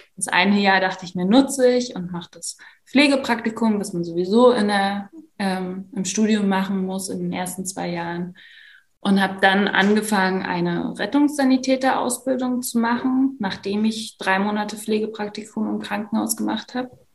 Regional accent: Leipzig, Saxony, Germany; also born or lived in Szczecin; Leipzig, wo ich wohne, wo ich aufgewachsen bin

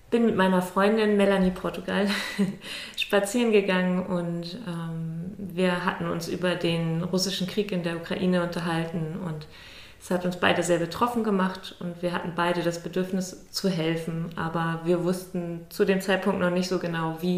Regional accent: Schleswig-Holstein, Germany; ich komme nicht aus Lübeck direkt, ich komme aus einem kleinen Dorf aus der Nähe von Lübeck ähm, bin dann nach dem Abi weggegangen zu, zum Studieren nach Cottbus

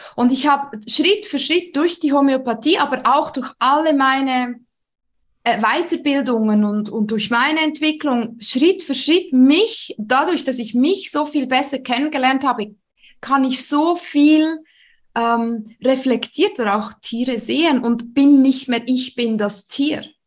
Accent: Switzerland; accent: Swiss; Ich ähm, wohne in der Schweiz. Das hört man auch. Ich bin Schweizerin.

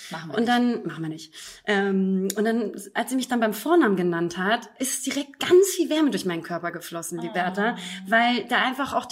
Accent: Hamburg, Germany; moved away; abgesehen davon, dass ich natürlich hier auch mal ein bisschen meine Heimat wiedersehen möchte und äh, Hamburger Luft schnuppern möchte

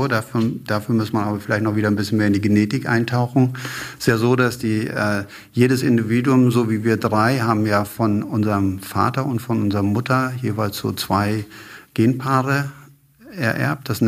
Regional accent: Lower Saxony, Germany; Brentano 1 war in meiner Heimat in Ostfriesland relativ stark eingesetzt.

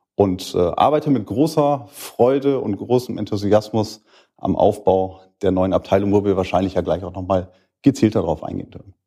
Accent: Schüttorf, Lower Saxony, Germany; bin 38, komme aus Schüttorf

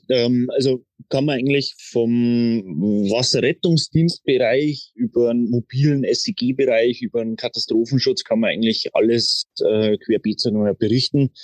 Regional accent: Traunstein, Bavaria, Germany; ich bin aufgewachsen in Traunstein

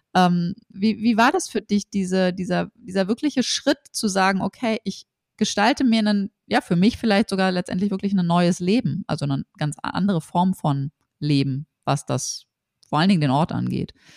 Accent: Berlin, Germany; wir kommen beide aus Berlin.

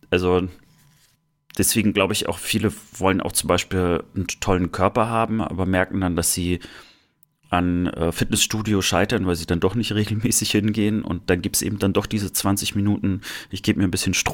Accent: Germany; ich habe ja meine Kindheit meistens im Sommer in der Sowjetunion verbracht, irgendwie so drei Monate und äh, dort war ich immer das blasse Kind aus der DDR.

